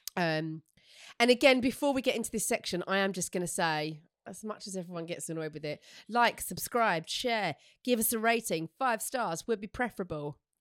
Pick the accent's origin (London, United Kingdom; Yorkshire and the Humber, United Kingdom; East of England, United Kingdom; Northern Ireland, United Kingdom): East of England, United Kingdom; Essex; I'm from Essex